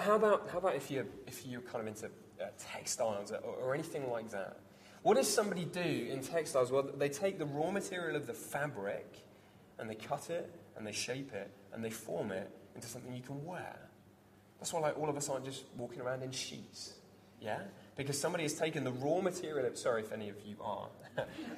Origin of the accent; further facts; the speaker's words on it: Devon, South West England, United Kingdom; I grew up in Devon, surrounded by farms, surrounded by farmers.